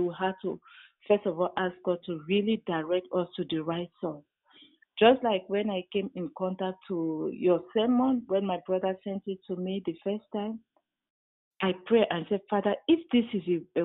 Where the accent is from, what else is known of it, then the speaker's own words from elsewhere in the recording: Cameroon; I come from Cameroon